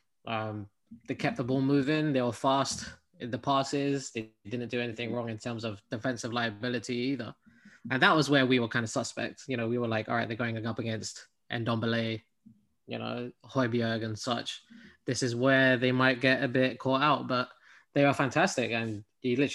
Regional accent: United Kingdom; now in United States; Me being a Brit, being in the US

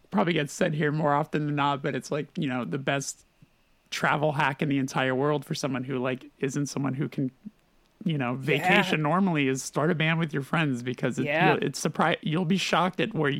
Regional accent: California, United States; Let me tell you, growing up in California and then flying like, what is it, like fucking 27 hours to get to Australia to land and be like, this feels like where I just left.

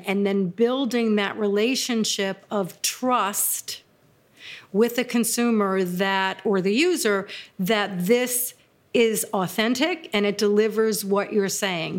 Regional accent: New York City, New York, United States; I grew up in Brooklyn

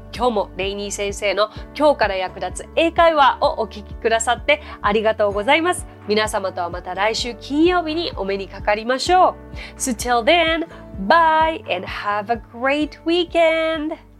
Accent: Japan; 私日本人ですから、日本人ですから

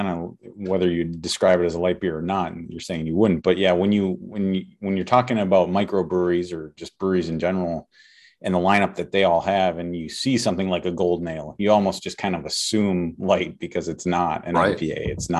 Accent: Minnesota, United States; as a Minnesotan

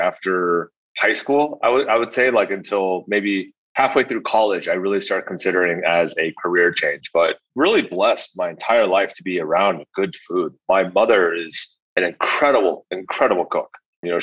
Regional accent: Alexandria, Virginia, United States; also born or lived in Fairfax, Virginia; I was born in Alexandria, Virginia, like maybe 10 minutes out of DC

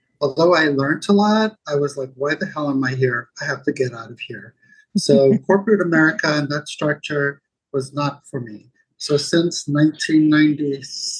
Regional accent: Zimbabwe; I grew up in Zimbabwe, ex-Rhodesia.

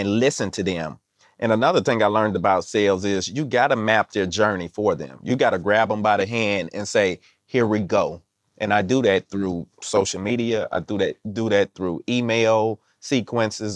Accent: Mississippi, United States; I'm from Mississippi

